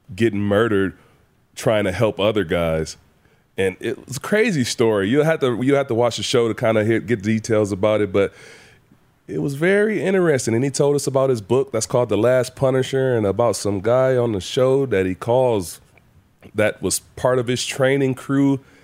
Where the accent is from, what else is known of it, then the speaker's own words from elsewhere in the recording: Saginaw Valley, Michigan, United States; moved away; so my hometown